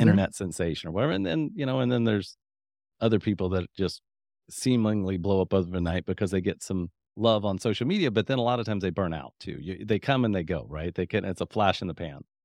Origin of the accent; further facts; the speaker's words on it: Midwest, United States; I'm from the Midwest